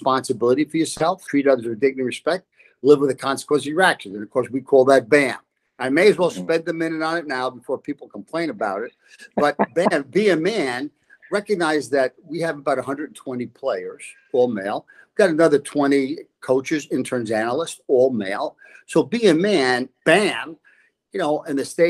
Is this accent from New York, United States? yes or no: yes; New York City, New York, United States; moved away; we grew up in a gang area, the Dyckman Street section of Manhattan